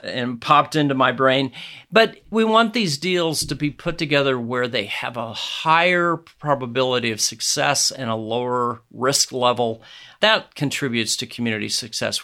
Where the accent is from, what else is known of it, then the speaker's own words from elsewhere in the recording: Nebraska, United States; my home state of Nebraska